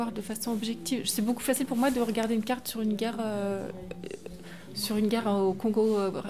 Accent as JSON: {"language": "French", "town": "Strasbourg", "region": "Grand Est", "country": "France", "said": "suis de Strasbourg et mon père a vécu la, guerre. Euh, ma grand-mère est allemande, elle habitait à Strasbourg."}